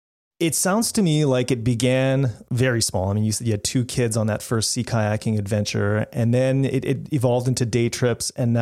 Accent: Canada; I'm Canadian.

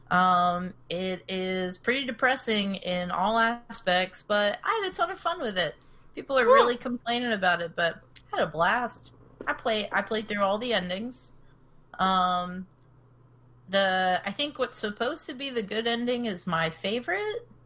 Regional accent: Texas, United States; Yeah, I'm from Texas.

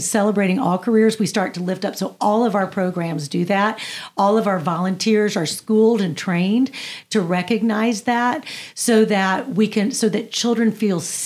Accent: Pine Bluff, Arkansas, United States; the world in which I grew up in Pine Bluff, Arkansas

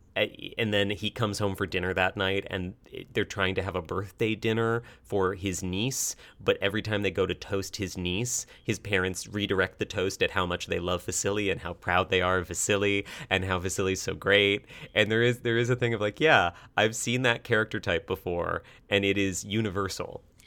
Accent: United States; we're an American audience

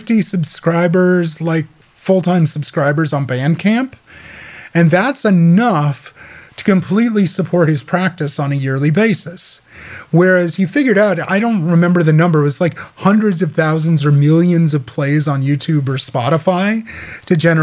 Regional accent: Midwest, United States; I grew up in the Midwest.

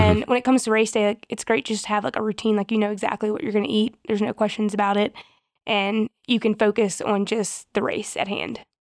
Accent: the South, United States; moved away; we're from the South and people are very, like, hospitable

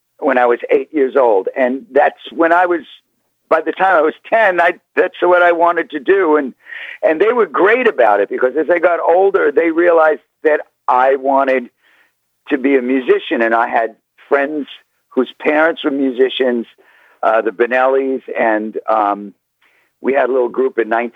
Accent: New York City, New York, United States; I was born in East New York, and I grew up in Queens.

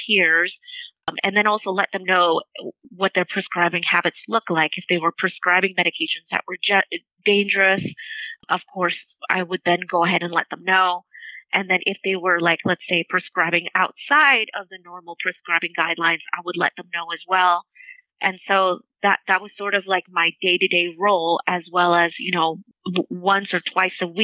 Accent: Torrance, California, United States; I grew up in around the Torrance area

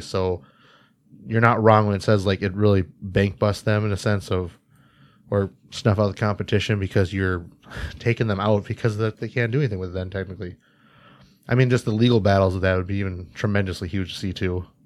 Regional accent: Jamestown, North Dakota, United States; I grew up in North Dakota

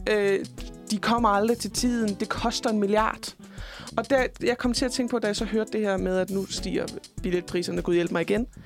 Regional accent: Jutland, Denmark; Jeg er også selv fra Jylland.

